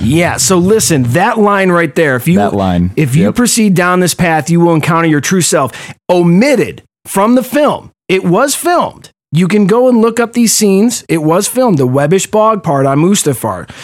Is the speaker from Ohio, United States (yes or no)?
yes; Cleveland, Ohio, United States; I'm from Cleveland